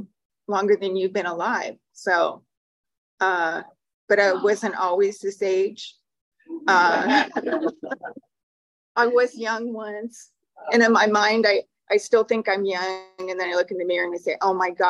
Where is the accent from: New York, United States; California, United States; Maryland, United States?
California, United States; Huntington Park; I was born in Huntington Park, California